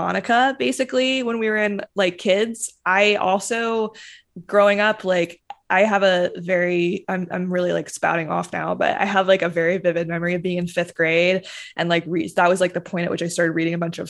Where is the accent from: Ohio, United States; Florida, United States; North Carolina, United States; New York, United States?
North Carolina, United States; I grew up in North Carolina.